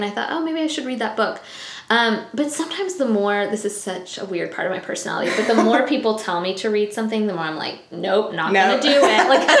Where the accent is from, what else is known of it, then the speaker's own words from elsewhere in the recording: Tallahassee, Florida, United States; So I was born and raised Tallahassee.